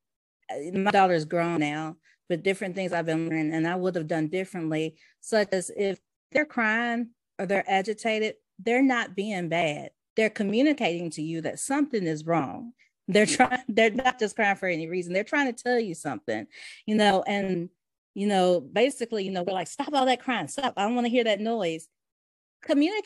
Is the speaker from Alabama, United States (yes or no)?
yes; Vestavia Hills, Alabama, United States; also born or lived in West End, Birmingham, Alabama / Homewood, Alabama; now in Birmingham, United States; I was raised in Vestavia before I moved to Birmingham.